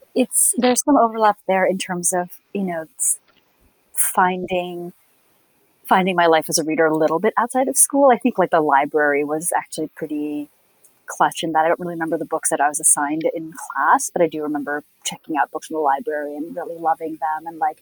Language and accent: English; India; also born or lived in Canada; My folks were diplomats, and though I'm from India, I moved like every 3 years to some other, to another country, but often went to like, I would always went to an English medium school.